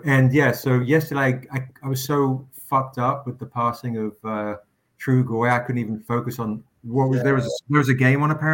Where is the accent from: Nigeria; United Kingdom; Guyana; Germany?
United Kingdom; England; moved away as an adult; now in United States; I grew up in England, and I'm 50 this year